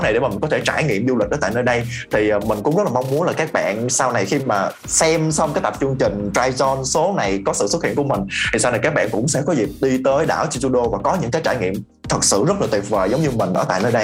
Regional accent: Vietnam; also born or lived in South Korea; mình là người Việt Nam

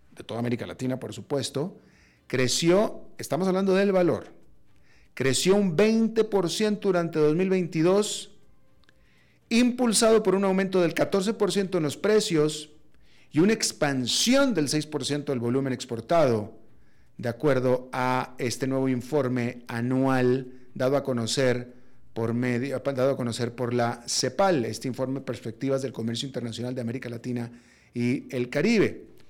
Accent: Mexico; yo soy mexicano, con pasaporte mexicano, pero también con pasaporte estadounidense

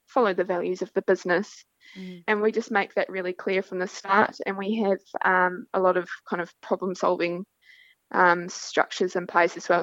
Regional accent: Central Otago, New Zealand; moved away as an adult; also born or lived in Western Australia; now in Pilbara, Australia; I am from Central Otago in New Zealand

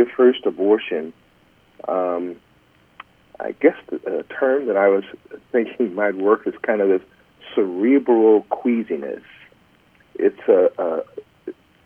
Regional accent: Los Angeles, California, United States; moved away; I grew up in South Central L.A.

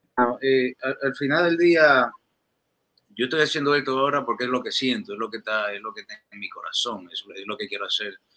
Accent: Dominican Republic; accent: dominicano; moved away as an adult; also born or lived in New York, United States; now in Miami, United States; yo nací y crecí allá en mi país, en República Dominicana

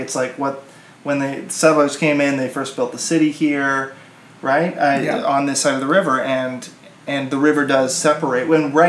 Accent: South Dakota, United States; now in Minnesota, United States; I'm a South Dakota boy coming in, right? So I'm not a Minnesota boy at heart, but I am a Minnesota boy because I love Minnesota.

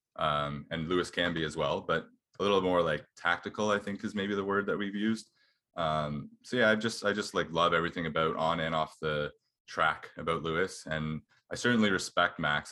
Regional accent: Canada; as Canadian

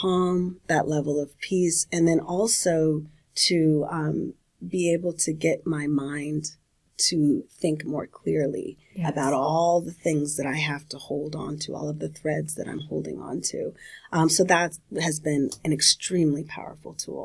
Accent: California, United States; I'm from California.

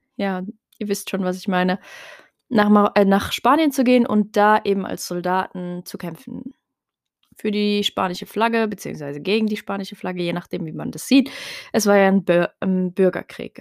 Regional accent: Heidelberg, Baden-Württemberg, Germany; first language Tarifit; Ich bin ursprünglich in Heidelberg geboren, aber habe meine Wurzeln in Marokko, in Nador. Ähm, bin aber hier aufgewachsen, hier geboren

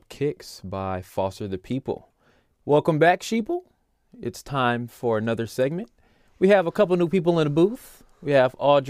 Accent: Ohio, United States; now in California, United States; I'm from Ohio. I only say California because it's easier for people to recognize.

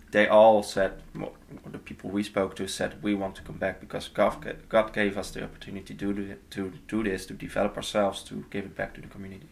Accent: Netherlands; moved away; From the Netherlands, all the way.

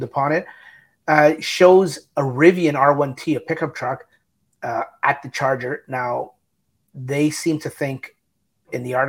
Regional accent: Canada; We're Canadian.

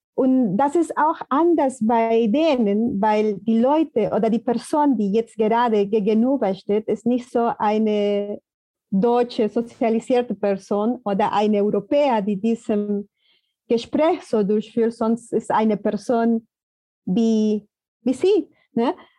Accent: Peru; German is a second language; now in Germany; Ich komme aus den Provinzen und da ist auch anders

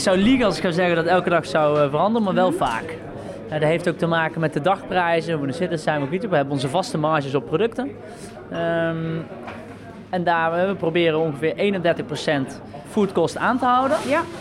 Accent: the south of the Netherlands, Netherlands; now in Amsterdam, Netherlands; waar ik vandaan kom in het zuiden

